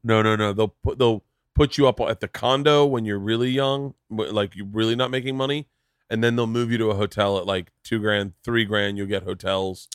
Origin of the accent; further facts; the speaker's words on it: Florida, United States; I grew up in Florida